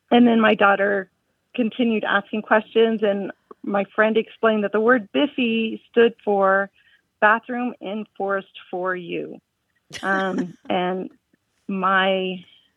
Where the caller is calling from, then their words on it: Tucson, Arizona, United States; I'm calling from Tucson, Arizona.